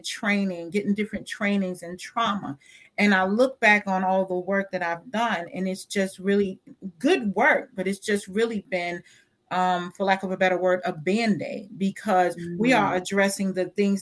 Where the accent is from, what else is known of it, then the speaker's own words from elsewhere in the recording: New York, United States; I grew up in New York. I grew up in the projects is what we call them here.